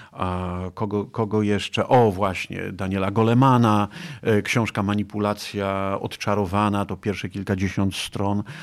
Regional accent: Nowa Dęba, Subcarpathian Voivodeship, Poland; moved away; also born or lived in Kraków; jestem z Puszczy Sandomierskiej, taki lasowiak, Nowa Dęba, gdzieś tam między Sandomierzem a Kolbuszową e, w Nowej Dębie E, się, wychowałem, ale czuję się Krakusem

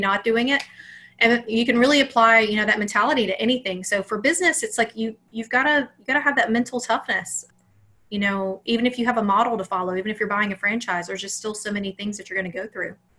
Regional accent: Alabama, United States; I grew up in Alabama.

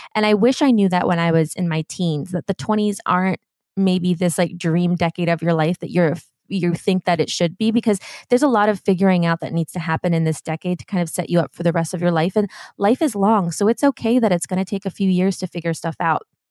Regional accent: Germany; now in Los Angeles, United States; growing up in Germany

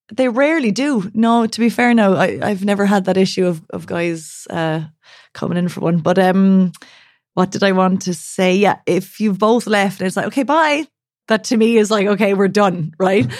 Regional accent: Ireland; accent: Irish; now in Berlin, Germany; There's my Irish accent

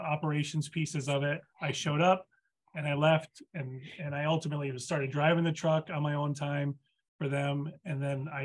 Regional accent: East Coast, United States; moved away; I'm from the East Coast

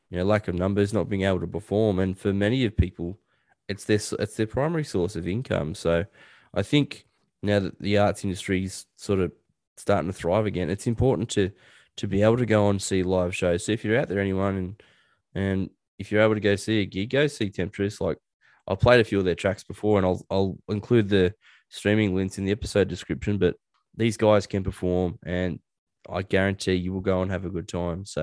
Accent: Newcastle, New South Wales, Australia; moved away; my old neck of the woods. That's where I grew up out in Newcastle.

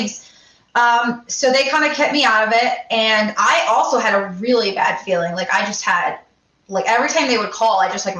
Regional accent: Connecticut, United States; I'm from Connecticut.

